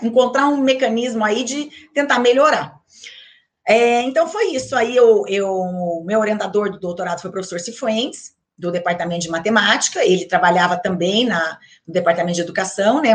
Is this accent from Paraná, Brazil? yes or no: yes; Maringá, Paraná, Brazil; eu sou de Maringá, né, então fazia colégio em Maringá